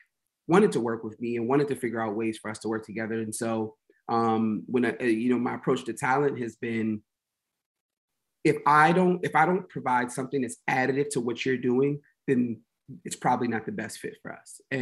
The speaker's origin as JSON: {"language": "English", "town": "Washington", "region": "District of Columbia", "country": "United States", "moved": "as an adult", "lives_now": "New Jersey, United States", "said": "I'm originally from Washington, D.C., currently living in New Jersey"}